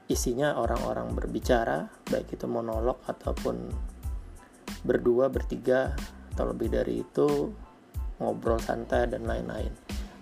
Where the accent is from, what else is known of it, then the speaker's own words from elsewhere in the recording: Banjarmasin, South Kalimantan, Indonesia; kebetulan saya dari Banjarmasin Banjarmasin baru melakukan PSBB nih